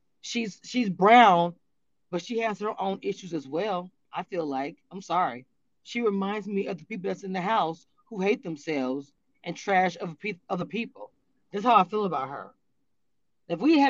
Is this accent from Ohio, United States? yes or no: no; Louisiana, United States; I'm from Louisiana